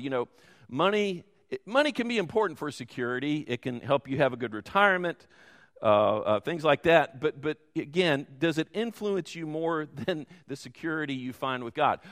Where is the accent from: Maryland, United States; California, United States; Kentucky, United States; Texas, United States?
Kentucky, United States; Louisville; I grew up in Louisville and went to Muhammad Ali's high school